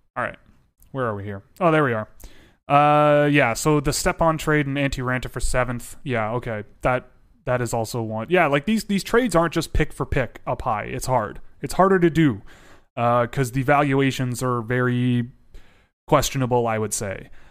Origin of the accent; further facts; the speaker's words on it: Toronto, Ontario, Canada; I was born in Toronto. I was raised in Toronto.